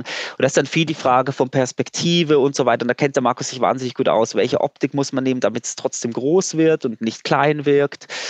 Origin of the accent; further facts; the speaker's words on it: Switzerland; Ich bin Schweizer, ich äh, kenne die Schweizer Berge gut